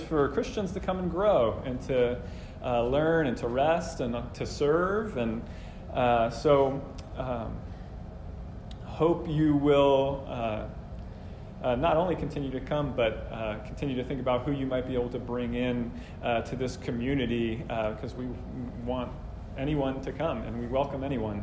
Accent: New Jersey, United States; I grew up in New Jersey mostly

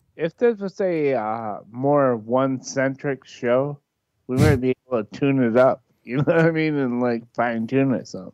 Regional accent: Michigan, United States; I'm from Michigan too. Like, I'm inland.

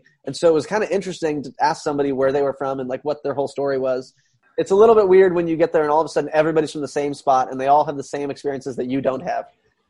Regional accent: China; So like, since I grew up in China, that was not very normal.

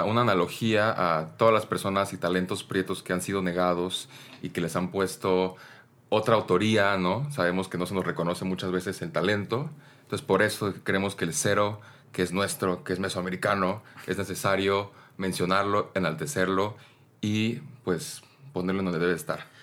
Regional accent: Oaxaca, Mexico; yo como oaxaqueño, pues yo soy oaxaqueño

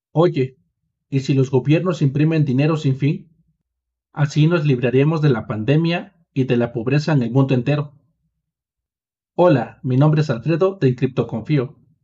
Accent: Mexico; como soy mexicano

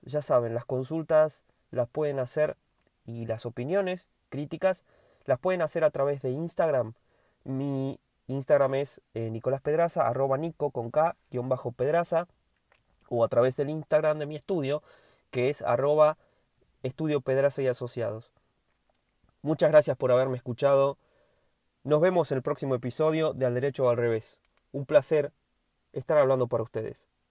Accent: Argentina

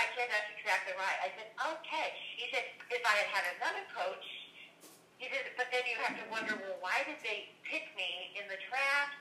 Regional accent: Los Angeles, California, United States; moved away; I was from Los Angeles

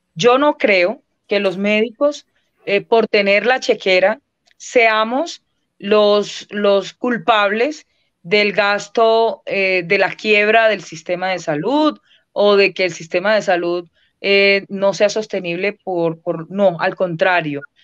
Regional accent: Colombia; somos todos los colombianos y las colombianas

